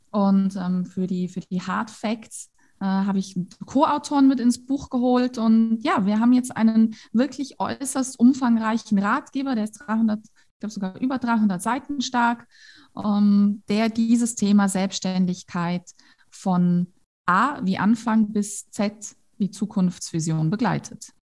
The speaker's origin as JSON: {"language": "German", "region": "Tyrol", "country": "Austria", "said": "bei uns in Tirol"}